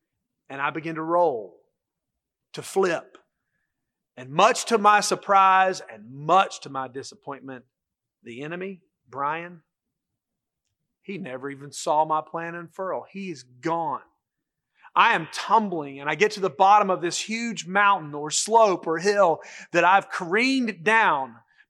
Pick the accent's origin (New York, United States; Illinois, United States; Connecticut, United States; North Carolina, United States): North Carolina, United States; Charlotte; When I was growing up in Charlotte, there was a little boy who was in school with me.